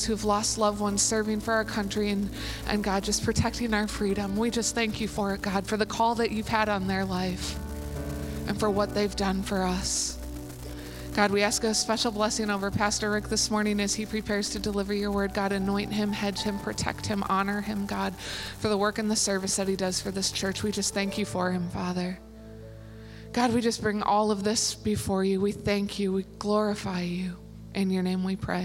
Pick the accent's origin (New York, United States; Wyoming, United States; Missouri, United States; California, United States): Missouri, United States; St. Louis; moved away; I'm from St. Louis